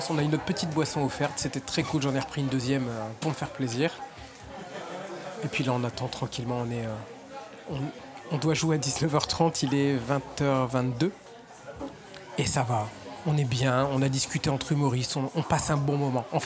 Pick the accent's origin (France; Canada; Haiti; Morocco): France; Chalon-sur-Saône, Bourgogne-Franche-Comté; now in Paris, France; je viens de Bourgogne, Chalon-sur-Saône, c'est une petite